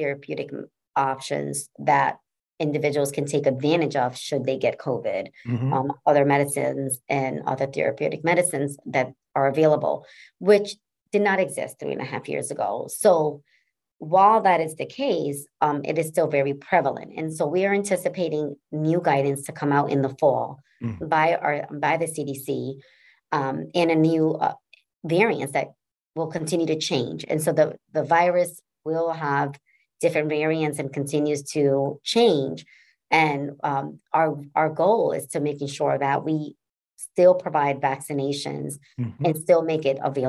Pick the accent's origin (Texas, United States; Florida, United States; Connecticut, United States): Connecticut, United States; New Haven; I was raised in Fairhaven, section of New Haven, and saw a lot of social determinants that was impacting that community.